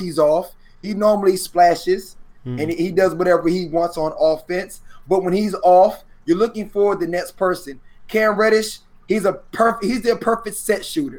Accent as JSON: {"language": "English", "region": "Maryland", "country": "United States", "moved": "yes", "said": "I came from Maryland"}